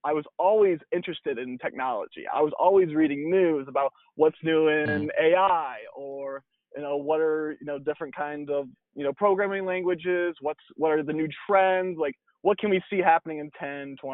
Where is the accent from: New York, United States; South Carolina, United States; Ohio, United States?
Ohio, United States; Holgate; moved away as an adult; now in California, United States; Born and raised in Ohio. So Northwest Ohio is, you know, hometown called Holgate, Ohio, very small